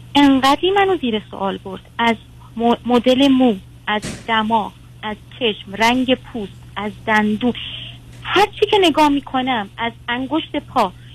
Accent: Iran; توی بخشی از ایرانیم که سنتی هن خیلی

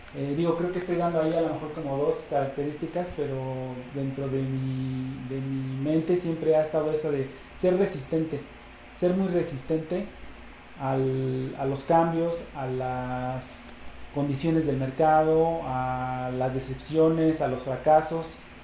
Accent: Mexico; como latinoamericanos y como mexicanos

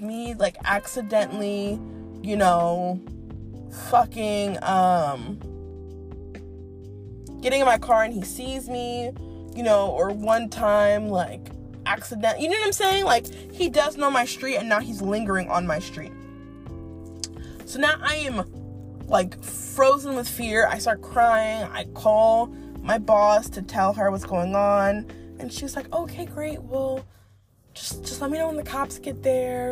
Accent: East Coast, United States; now in Dallas, United States; I'm a Yankee, maybe it's because I'm from the East Coast.

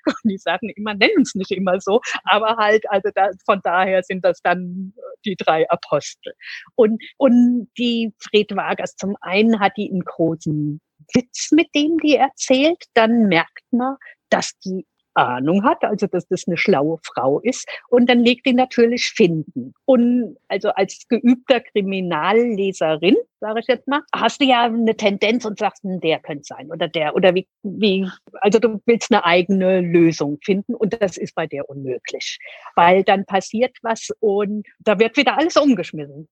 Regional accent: Germany; hier bei uns in Deutschland

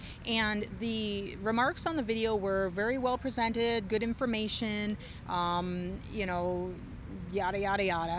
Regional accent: Canada; also born or lived in Germany; I'm Canadian, North American.

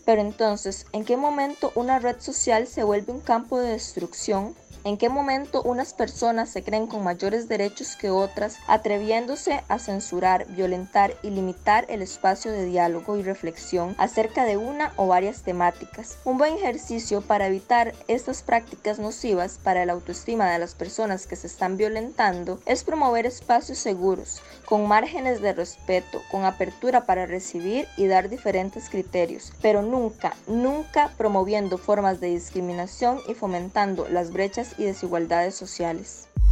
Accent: Garabito, Puntarenas, Costa Rica; soy de Garabito

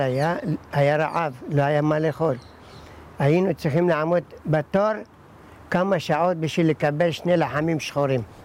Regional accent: Iraq; also born or lived in Baghdad; now in Kiryat Shmona, Israel; אני נולדתי בעיראק

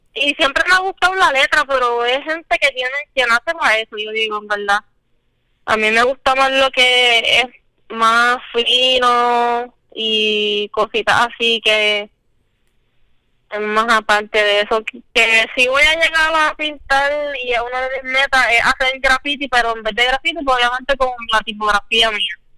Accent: San Lorenzo, Puerto Rico; soy natural de San Lorenzo

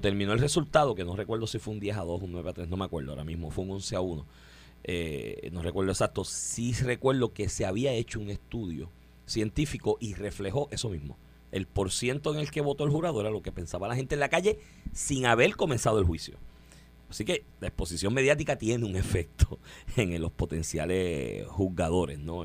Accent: Comerío, Puerto Rico; de mi pueblo había uno, de comerío

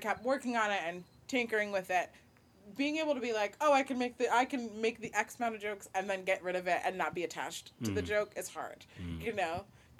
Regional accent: Nigeria

